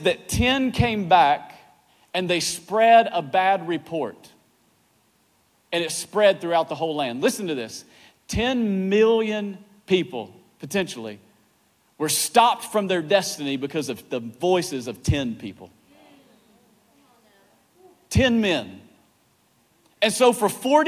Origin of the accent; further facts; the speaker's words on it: East Tennessee, United States; now in Virginia, United States; I grew up in East Tennessee, where the men are men and so are the women